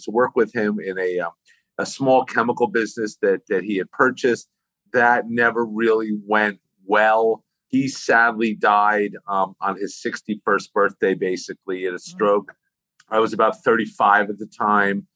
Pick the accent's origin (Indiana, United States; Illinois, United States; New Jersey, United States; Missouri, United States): New Jersey, United States; West Orange; I grew up in Northern New Jersey, in West Orange, New Jersey